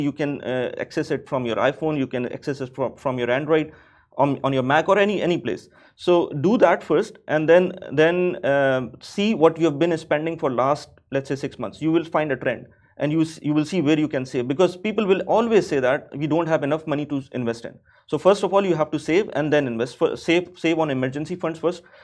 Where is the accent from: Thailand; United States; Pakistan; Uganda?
Pakistan; moved away as an adult; now in Dubai, United Arab Emirates; I'm from Pakistan. So back home in Pakistan